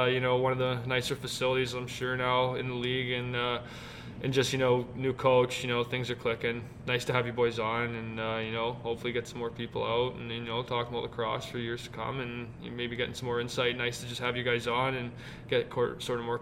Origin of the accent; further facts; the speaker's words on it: Calgary, Alberta, Canada; now in North Bay, Canada; Myself being from out west, I'm from Calgary